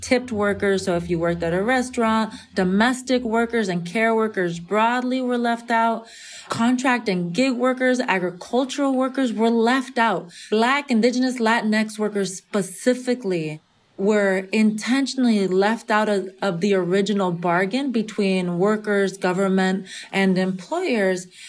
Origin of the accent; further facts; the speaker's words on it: California, United States; half Nicaraguense, half Venezolana, growing up in California in the majority Mexican context